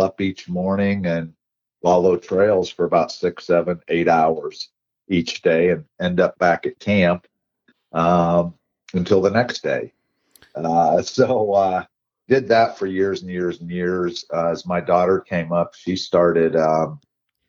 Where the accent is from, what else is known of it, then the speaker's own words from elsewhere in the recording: Warren, Ohio, United States; also born or lived in Youngstown, Ohio / Bristolville, Ohio / Howland, Ohio; moved the next town over when I was too young to remember, to Warren, Ohio